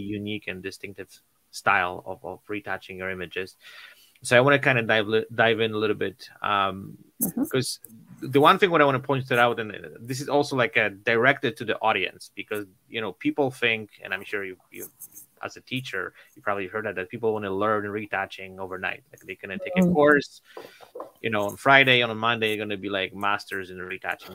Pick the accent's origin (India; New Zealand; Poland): Poland; moved away; I'm originally from Poland